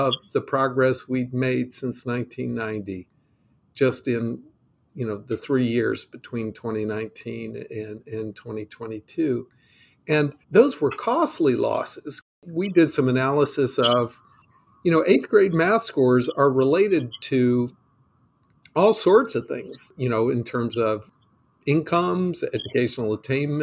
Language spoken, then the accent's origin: English; North Carolina, United States; I'm from North Carolina.